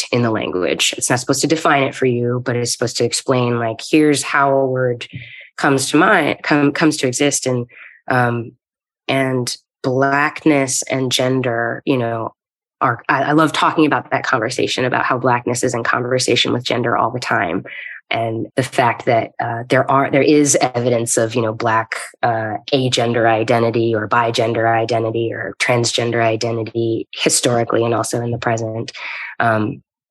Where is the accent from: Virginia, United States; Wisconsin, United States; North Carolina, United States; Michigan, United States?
North Carolina, United States; Eastern; I come from Eastern North Carolina, tobacco fields and cotton